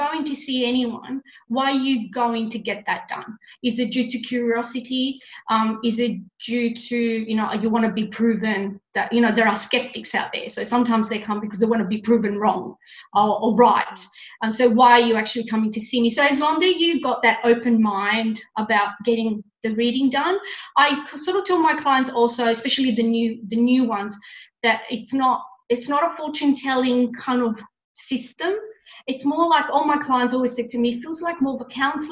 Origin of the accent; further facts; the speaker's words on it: Italy; moved away; I was brought up in Italy.